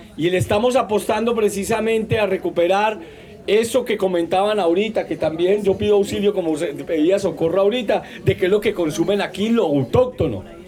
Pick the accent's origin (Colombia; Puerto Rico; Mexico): Colombia; Manizales, Caldas; yo vengo de la zona del interior, la montaña, en una zona que llaman la zona cafetera colombiana, que es Manizales